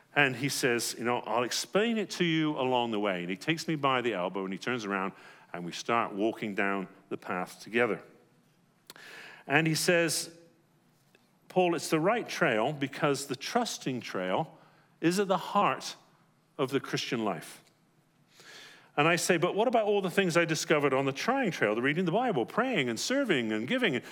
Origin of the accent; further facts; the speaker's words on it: England, United Kingdom; moved away; growing up in England